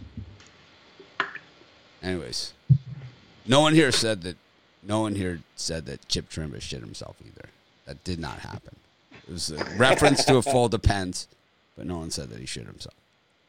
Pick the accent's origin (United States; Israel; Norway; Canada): United States; Miami, Florida; I grew up in Miami